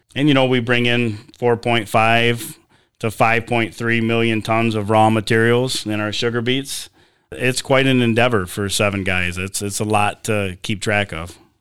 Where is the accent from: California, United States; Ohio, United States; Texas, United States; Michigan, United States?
Michigan, United States; Sebewaing; I grew up here in Sebewing, graduated from U S A schools